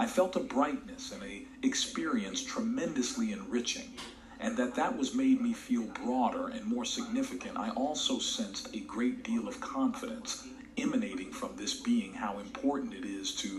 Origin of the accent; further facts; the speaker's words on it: Vigo, Galicia, Spain; moved away; also born or lived in Las Palmas de Gran Canaria, Canary Islands; I used to live in Canary Islands and work there because I am from Vigo. I'm Galician.